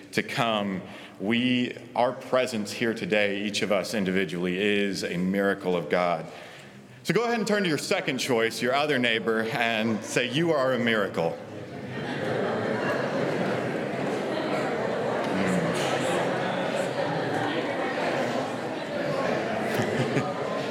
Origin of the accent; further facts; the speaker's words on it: Oklahoma, United States; I was born and raised in Oklahoma, graduated from Oklahoma State just 3 months ago